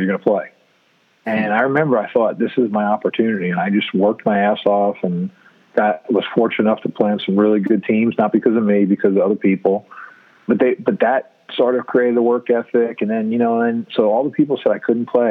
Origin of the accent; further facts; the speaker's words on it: New York City, New York, United States; now in Columbia, United States; I grew up in New York City